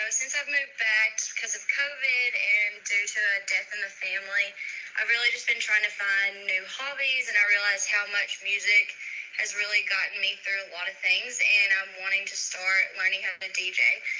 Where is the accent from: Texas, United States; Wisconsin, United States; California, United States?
Texas, United States; Texarkana; moved away as an adult; also born or lived in New Zealand; I'm originally from Texarkana, Texas. I just moved back to the area from New Zealand.